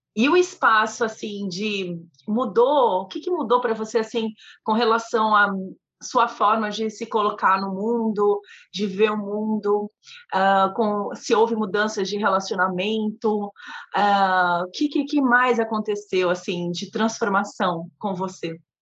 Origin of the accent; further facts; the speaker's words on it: Santos, São Paulo, Brazil; Eu sou de Santos, São Paulo.